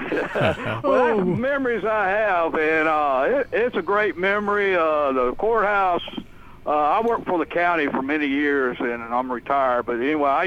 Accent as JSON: {"language": "English", "town": "Murfreesboro", "region": "Tennessee", "country": "United States", "tie": "born or raised there", "said": "I was born and raised in Murfreesboro."}